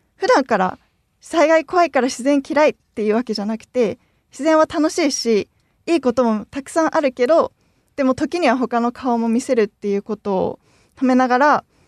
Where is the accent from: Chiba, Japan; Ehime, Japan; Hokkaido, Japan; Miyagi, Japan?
Miyagi, Japan; Sendai; moved away as an adult; now in Fukuoka, Japan; 私の出身が宮城県仙台市で、当時仙台市で東日本大震災を経験して